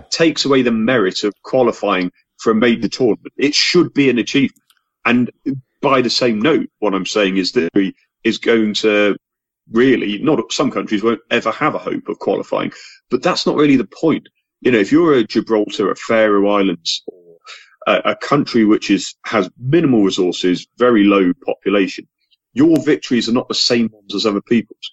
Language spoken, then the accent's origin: English; England, United Kingdom; as an Englishman